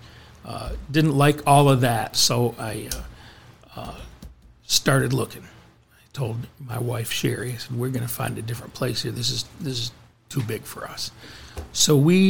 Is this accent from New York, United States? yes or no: yes; Norwich, New York, United States; moved away as an adult; now in Lebanon, Kentucky, United States; the town that I grew up in Norwich, New York.